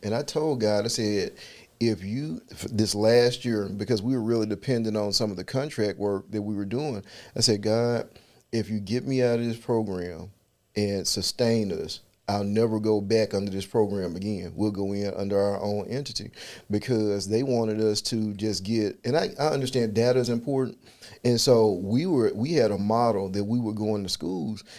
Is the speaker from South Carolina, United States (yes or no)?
no; Memphis, Tennessee, United States; I'm from South Memphis